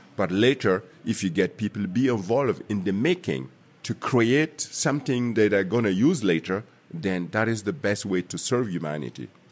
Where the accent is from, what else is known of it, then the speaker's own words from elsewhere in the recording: Burkina Faso; moved away; also born or lived in Germany; my home country, Burkina Faso